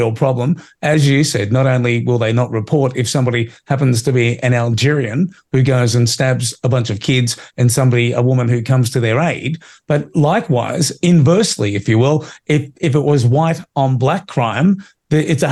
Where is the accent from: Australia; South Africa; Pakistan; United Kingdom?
Australia; as an Australian